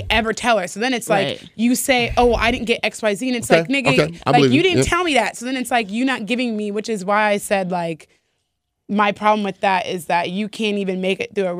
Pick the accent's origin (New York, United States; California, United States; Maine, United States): California, United States; Burbank; I'm from Burbank.